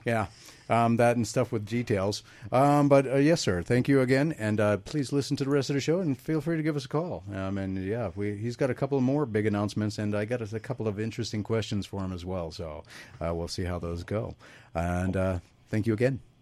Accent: Jacksonville, Florida, United States; moved away; I'm from Jacksonville, Florida

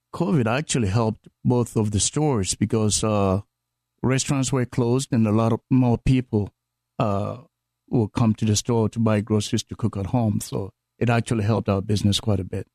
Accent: Ghana; moved away; from Ghana on the west coast of Africa.

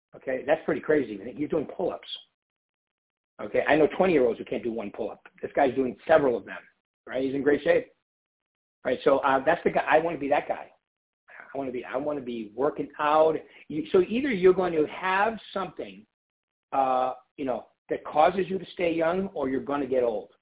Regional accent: East Coast, United States; moved away; also born or lived in San Diego; I'm from the East Coast.

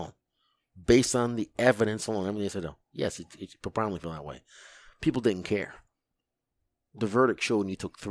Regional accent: United States; I'm an American, born here, black American

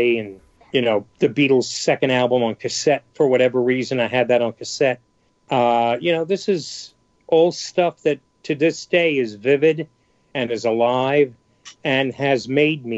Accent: New York City, New York, United States; I'm from New York City, I'm from the Bronx

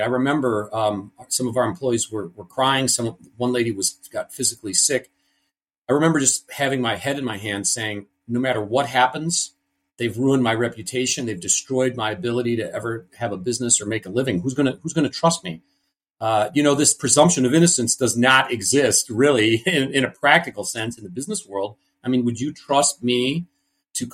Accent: Cleveland, Ohio, United States; I was born in Cleveland, Ohio. Big family here.

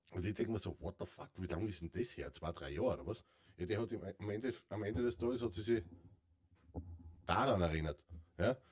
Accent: Carinthia, Austria; bei uns in Kärnten

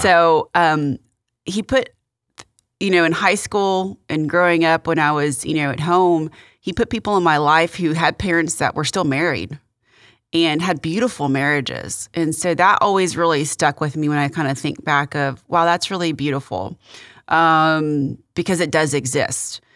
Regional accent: Victoria, Texas, United States; also born or lived in Kingsville, Texas; now in Houston, United States; my mom and my brother and I moved to Victoria. And we, um, I grew up there from second grade through, uh, high school

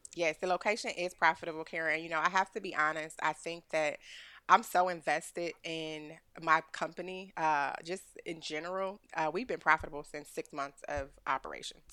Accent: Cleveland, Ohio, United States; now in Austin, United States; I'm from Ohio, I'm from Cleveland, Ohio. I got a Midwest hustle that's unmatched

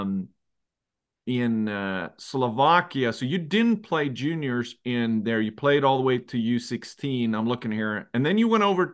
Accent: Sweden; growing up in Sweden

